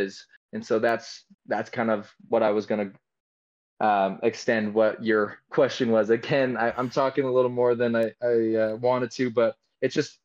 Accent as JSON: {"language": "English", "region": "Utah", "country": "United States", "tie": "born or raised there", "said": "I was raised here in Utah"}